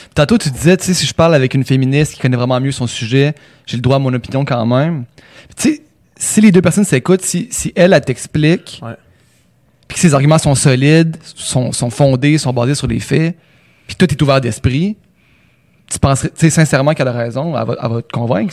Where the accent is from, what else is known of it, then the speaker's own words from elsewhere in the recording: Quebec City, Quebec, Canada; now in Montreal, Canada; je viens de Québec